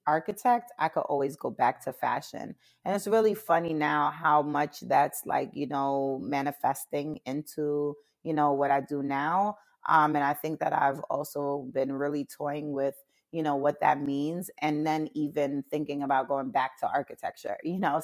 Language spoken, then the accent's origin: English; New York City, New York, United States; also born or lived in Jamaica; now in Baltimore, United States; raised in Brooklyn